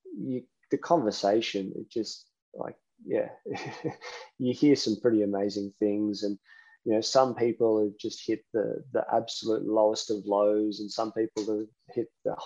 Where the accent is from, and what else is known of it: Queensland, Australia